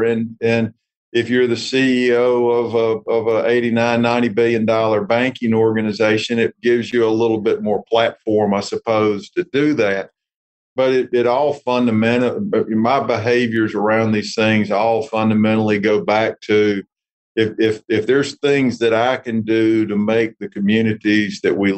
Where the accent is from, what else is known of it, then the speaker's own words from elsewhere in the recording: North Carolina, United States; I was raised in North Carolina